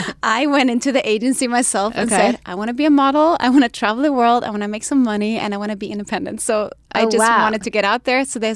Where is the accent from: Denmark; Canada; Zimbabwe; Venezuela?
Denmark; I was born in Denmark. My dad is full Danish and my mom was half Brazilian, half Danish.